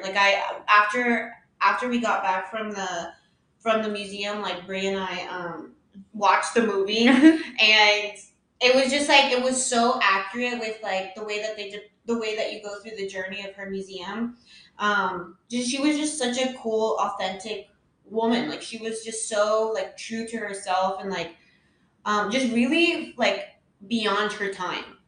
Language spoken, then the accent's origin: English; United States; I was born in America